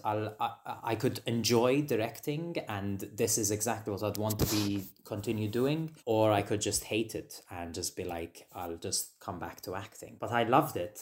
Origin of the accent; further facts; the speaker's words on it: Malta; moved away as an adult; now in Edinburgh, United Kingdom; I grew up, I lived in Malta, so I lived in Malta